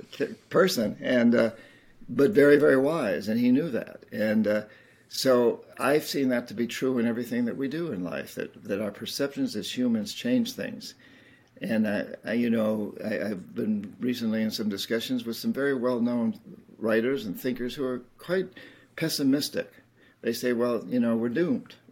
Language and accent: English; United States; Being an American